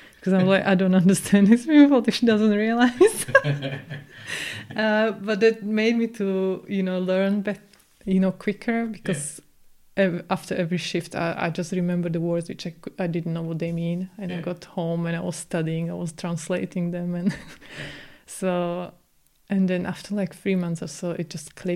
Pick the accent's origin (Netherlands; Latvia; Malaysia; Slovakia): Slovakia; English is a second language; moved away as an adult; now in United Kingdom; So we had Slovakian, you know, teachers